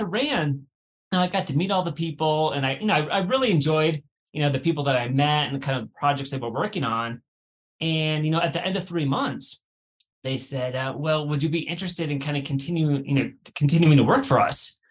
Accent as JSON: {"language": "English", "region": "Northern Michigan", "country": "United States", "tie": "born or raised there", "moved": "as an adult", "lives_now": "California, United States", "said": "I grew up in Northern Michigan, was going to Michigan State"}